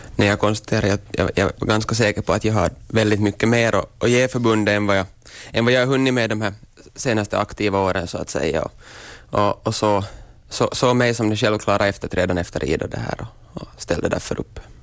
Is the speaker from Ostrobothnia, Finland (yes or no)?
yes; Korsholm, Ostrobothnia, Finland; jag är österbottning